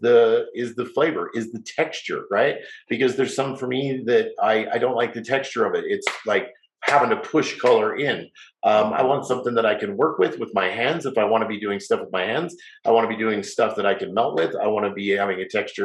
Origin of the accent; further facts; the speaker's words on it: Salt Lake City, Utah, United States; growing up in Salt Lake City, having a salon